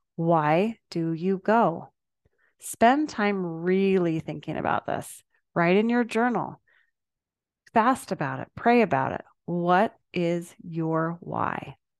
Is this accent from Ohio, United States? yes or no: no; Salt Lake City, Utah, United States; Growing up in Salt Lake City, we always went to church together as a family